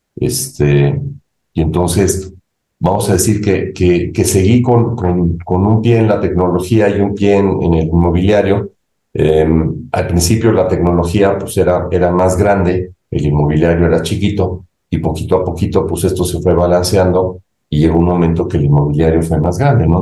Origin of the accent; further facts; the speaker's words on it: Mexico; also born or lived in Ithaca, New York, United States; salí de México con la idea de regresar a México para tratar de aportar algo positivo a mi país